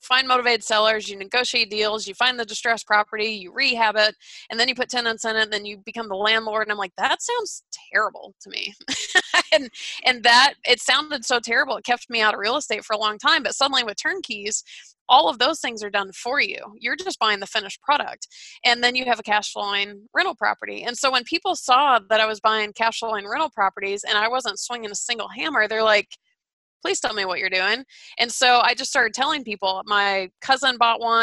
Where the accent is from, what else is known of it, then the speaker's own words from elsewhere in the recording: Atlanta, Georgia, United States; moved away; I'm from Atlanta.